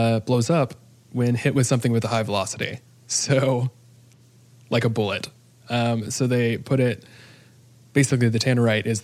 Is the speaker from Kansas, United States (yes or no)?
yes; Kansas, United States; We're both from Kansas